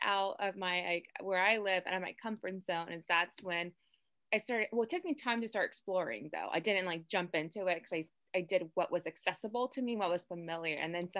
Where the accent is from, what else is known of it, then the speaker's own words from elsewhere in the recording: Houston, Texas, United States; moved away; I'm from Houston